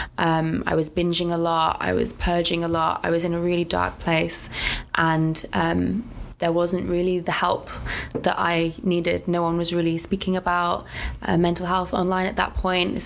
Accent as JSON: {"language": "English", "town": "Coventry", "region": "West Midlands", "country": "United Kingdom", "moved": "yes", "lives_now": "London, United Kingdom", "said": "I'm originally from Coventry, currently living in London"}